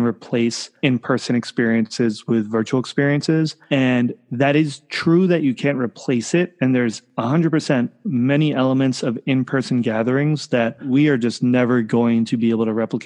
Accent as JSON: {"language": "English", "region": "New York", "country": "United States", "tie": "born or raised there", "moved": "yes", "lives_now": "San Francisco, United States", "said": "I grew up in New York. I live in San Francisco now."}